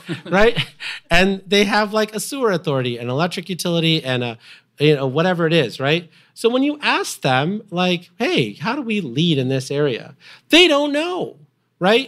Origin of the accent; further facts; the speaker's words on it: Illinois, United States; Byron nuclear power plant, which I grew up next to in Illinois